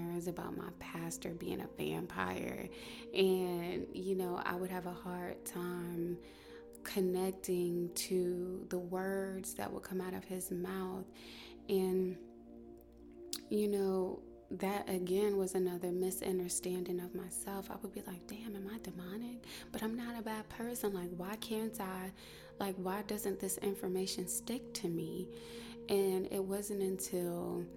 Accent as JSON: {"language": "English", "region": "North Carolina", "country": "United States", "tie": "born or raised there", "said": "I was born and raised in North Carolina"}